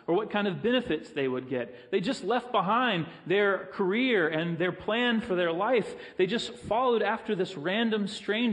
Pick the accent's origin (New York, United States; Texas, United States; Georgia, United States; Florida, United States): Florida, United States; Pensacola; I grew up in Pensacola